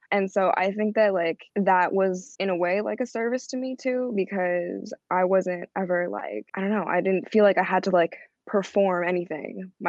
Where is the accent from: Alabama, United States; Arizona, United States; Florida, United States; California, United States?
California, United States; Calabasas; accent: Valley girl; So I'm from Calabasas, in California. I grew up in the Valley, talk like a Valley girl, been a Valley girl.